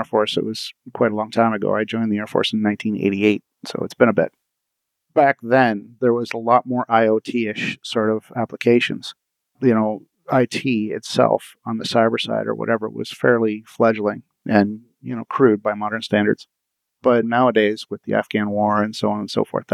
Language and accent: English; Windsor, Ontario, Canada; I grew up in Windsor. I grew up in the most southern city in Canada.